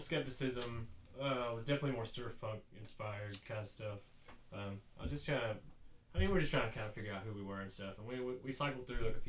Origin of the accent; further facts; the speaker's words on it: Sand Mountain, rural North Georgia, United States; also born or lived in Bryant; I came from Sand Mountain.